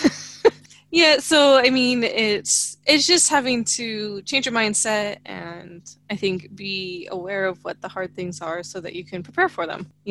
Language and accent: English; California, United States; moved away as an adult; also born or lived in the South; growing up in California and then moving to the South